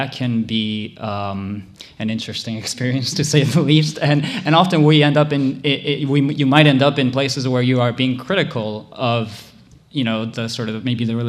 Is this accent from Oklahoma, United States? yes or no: no; Hawaii, United States; moved away as an adult; I grew up in Hawaii